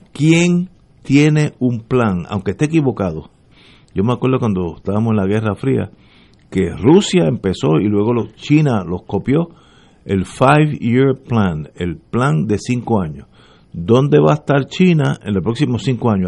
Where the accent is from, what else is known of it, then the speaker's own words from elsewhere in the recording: Puerto Rico; como puertorriqueño que soy